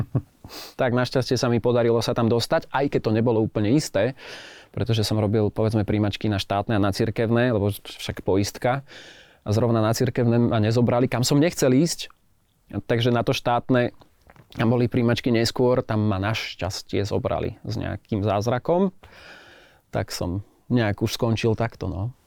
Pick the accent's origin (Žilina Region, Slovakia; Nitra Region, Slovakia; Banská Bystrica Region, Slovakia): Žilina Region, Slovakia; Martin; now in Bratislava, Slovakia; Ja som sa narodil teda síce v Martine, žijem v Bratislave